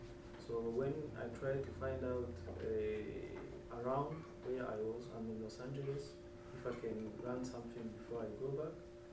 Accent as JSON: {"language": "English", "country": "Rwanda", "said": "I'm from Africa. It's a country in the middle of Africa. The country is called Rwanda."}